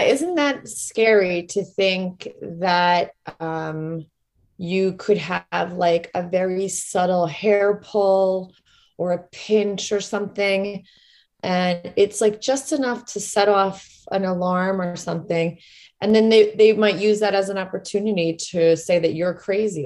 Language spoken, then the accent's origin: English; Rockland County, New York, United States; I grew up in Rockland County, New York